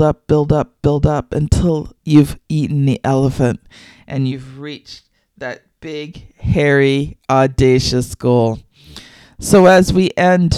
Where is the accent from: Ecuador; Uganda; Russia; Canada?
Canada; I am Canadian